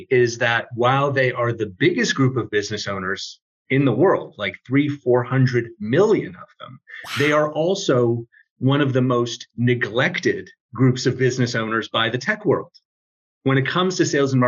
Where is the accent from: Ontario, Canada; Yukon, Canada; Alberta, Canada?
Ontario, Canada; Toronto; I am from Toronto, Canada